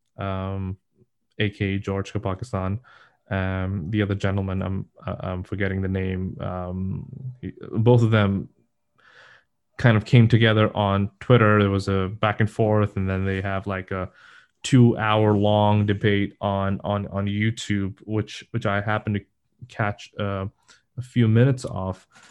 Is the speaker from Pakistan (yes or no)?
yes; Pakistan; now in United States; I am from Pakistan